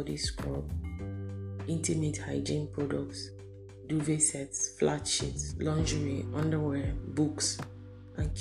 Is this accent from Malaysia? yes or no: no; Benue, Nigeria; now in Abuja, Nigeria; I'm a 43-year-old single female based in Abuja, Nigeria, West Africa. But I'm originally from Benue State, North Central Nigeria.